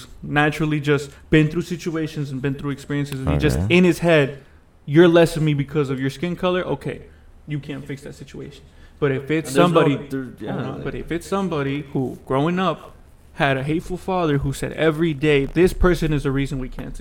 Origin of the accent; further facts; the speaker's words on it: Atlanta, Georgia, United States; growing up in Atlanta my whole life